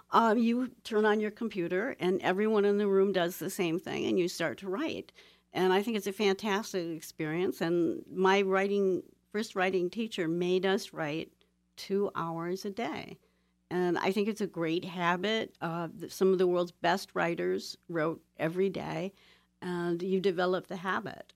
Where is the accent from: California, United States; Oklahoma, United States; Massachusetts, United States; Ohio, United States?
Ohio, United States; Toledo; born or raised there; moved away